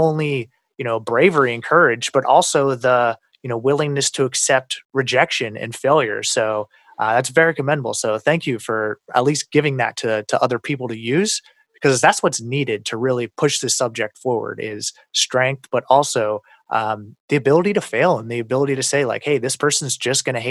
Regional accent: United States; I'm American

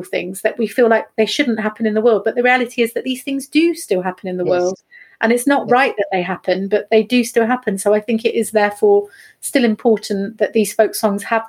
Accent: a town between Derby and Nottingham, East Midlands, United Kingdom; moved away as an adult; also born or lived in Norfolk; now in Cromer, United Kingdom; I'm from Nottingham originally. Was born in sort of 1978 in Derby and grew up in a town just between Derby and Nottingham.

